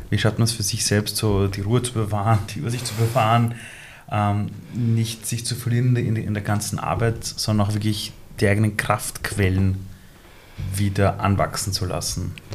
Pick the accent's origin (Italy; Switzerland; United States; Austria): Austria; ich bin in Österreich aufgewachsen. Also ich bin seit über 30 Jahren hier.